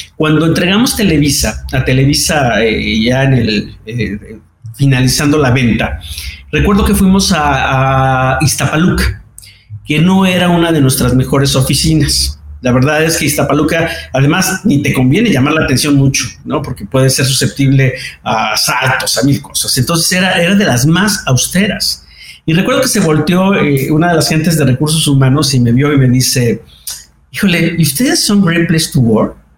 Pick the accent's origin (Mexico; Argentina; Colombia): Mexico; en México pues, estoy en una empresa muy similar